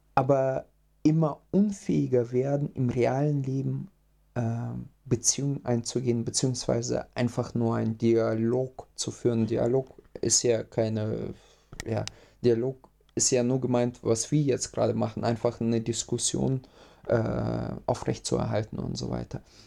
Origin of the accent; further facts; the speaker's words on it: Russia; now in Germany; ich komme ja ursprünglich aus Russland